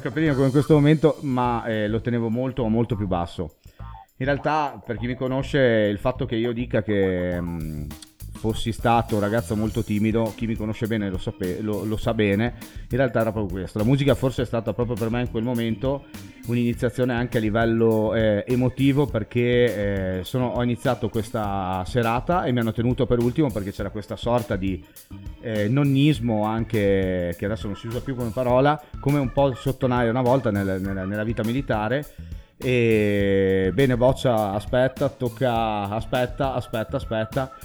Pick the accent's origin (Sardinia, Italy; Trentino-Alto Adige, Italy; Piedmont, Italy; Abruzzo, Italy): Trentino-Alto Adige, Italy; Bolzano; also born or lived in Merano area; io come DJ sono nato nel Meranese e non a Bolzano, anche se in realtà sono nato a Bolzano